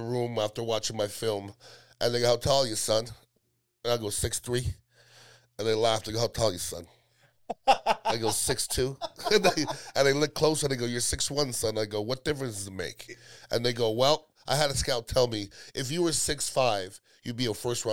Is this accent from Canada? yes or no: yes; Montreal, Quebec, Canada; moved away as an adult; also born or lived in Iowa / Tampa Bay; now in Tampa, United States; I'm from Montreal, Canada originally. My parents are from the West Indies, Guyana and Trinidad, so they didn't have anything growing up